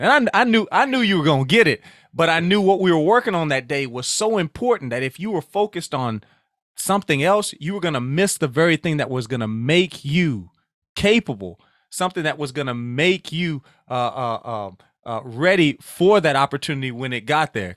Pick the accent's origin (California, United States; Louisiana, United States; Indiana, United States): Louisiana, United States; Sulphur; We are Southwest Louisiana, uh, Sulphur, Louisiana specifically